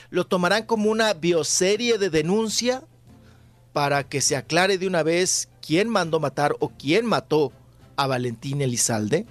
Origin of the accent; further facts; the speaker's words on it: Ciudad Juárez, Chihuahua, Mexico; moved away; mi tierra, ahí de Ciudad Juárez, de Chihuahua